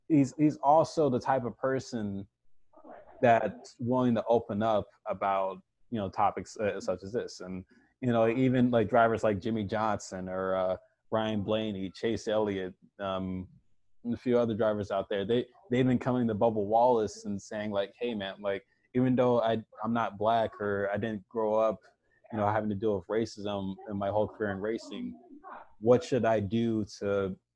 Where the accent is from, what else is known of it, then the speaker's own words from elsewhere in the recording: United States; as a kid, as a white kid growing up in America, you know, like when you're like really little, it just started coming up.